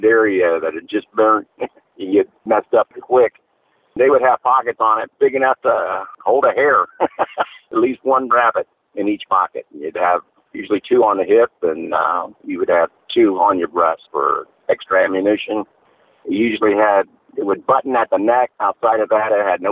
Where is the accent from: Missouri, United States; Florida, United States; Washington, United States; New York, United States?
Florida, United States; born and raised in Florida